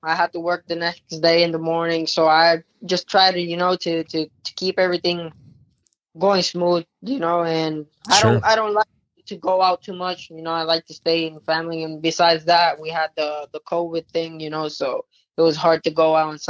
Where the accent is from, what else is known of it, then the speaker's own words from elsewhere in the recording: Puerto Rico; now in United States; When I came to the States from Puerto Rico, I started off in Florida.